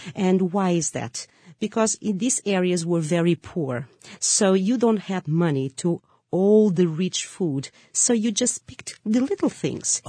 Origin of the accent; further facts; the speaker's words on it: Lisbon, Portugal; I'm from Lisbon